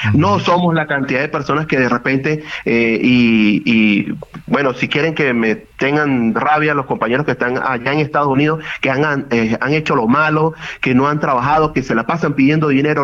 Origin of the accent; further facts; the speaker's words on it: Venezuela; moved away as an adult; also born or lived in Mexico City, Mexico; Yo salí de Venezuela hace siete años